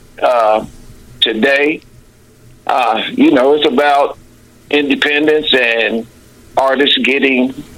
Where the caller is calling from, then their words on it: Dayton, Ohio, United States; Yeah, I'm in Dayton, Ohio.